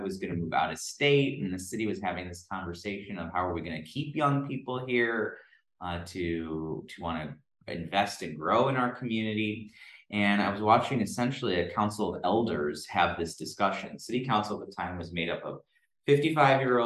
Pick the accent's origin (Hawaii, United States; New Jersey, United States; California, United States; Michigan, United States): Michigan, United States; Southfield; Southfield, my hometown